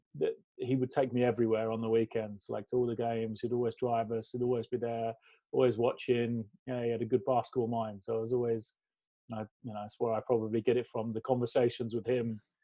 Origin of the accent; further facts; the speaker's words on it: Ware, East of England, United Kingdom; also born or lived in Reading; I'm from Hertfordshire, a small town called Ware. It's about 20 miles north of London. And when I was about nine, in my hometown, they built a sports centre